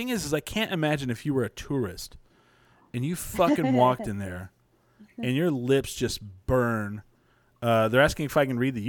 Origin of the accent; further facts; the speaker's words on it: New Mexico, United States; I'm from New Mexico.